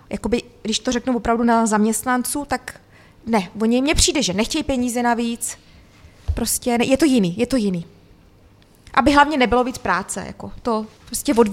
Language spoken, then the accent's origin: Czech; Sudetenland, Czechia; Přece jsem ze Sudet.